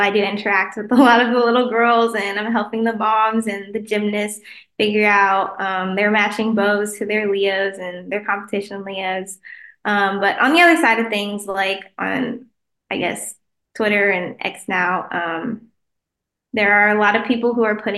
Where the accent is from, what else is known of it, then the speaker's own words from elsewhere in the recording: Kansas City, United States; the Kansas City Chiefs, which is my hometown.